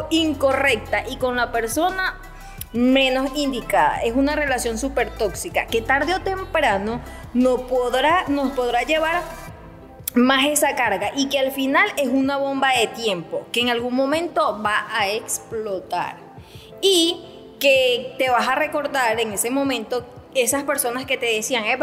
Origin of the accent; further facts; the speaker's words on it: Venezuela; Ajá, y entonces es allí donde a nosotros como venezolanos no sabemos otras culturas, pero para nosotros es natural, es normal.